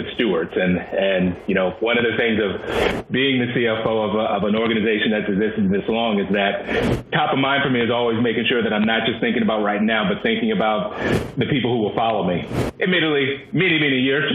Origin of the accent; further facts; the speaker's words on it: Washington, D.C. area, Maryland, United States; I'm a Marylander. I grew up in Maryland, and I grew up in the Washington, D.C. area